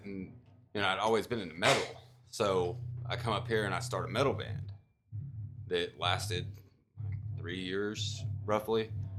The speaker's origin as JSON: {"language": "English", "town": "Dallas", "region": "Texas", "country": "United States", "tie": "born or raised there", "moved": "as an adult", "said": "I was raised in the Dallas area."}